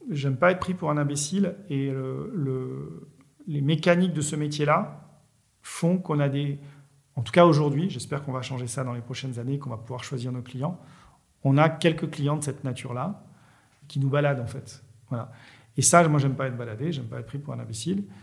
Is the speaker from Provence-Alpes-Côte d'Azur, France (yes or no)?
yes; Marseille, Provence-Alpes-Côte d'Azur, France; bah, moi, en tant que Marseillais, voilà, j'ai telle approche avec un pointu